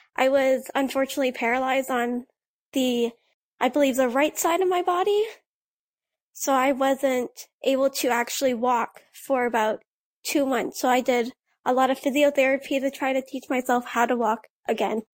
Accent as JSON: {"language": "English", "town": "Blind River", "region": "Ontario", "country": "Canada", "tie": "born or raised there", "said": "the curling club in my hometown of Blind River"}